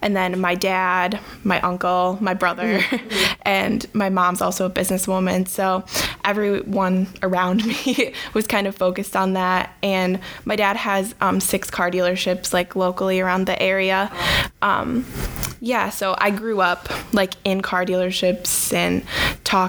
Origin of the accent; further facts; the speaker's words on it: Beulah, Michigan, United States; moved away as an adult; now in Marquette, United States; I'm from the Lower Peninsula in a little town called Beulah, Michigan